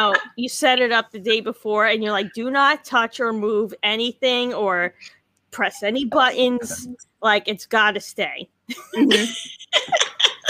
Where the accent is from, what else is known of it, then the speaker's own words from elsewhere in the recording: New York City, New York, United States; now in Long Island, United States; I was born and raised in Staten Island, though.